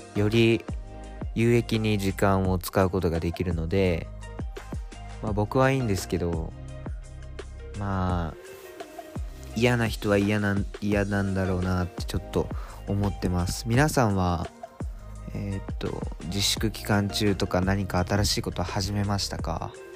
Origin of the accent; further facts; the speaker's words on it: Japan; moved away as an adult; now in Tokyo, Japan; 国境の島から急に東京に上京してきた大学生